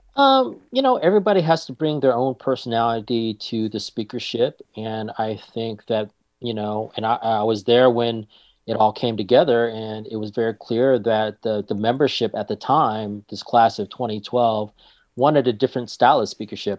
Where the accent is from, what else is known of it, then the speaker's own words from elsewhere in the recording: Marysville, California, United States; I grew up in Marysville, which is about forty-five minutes north of here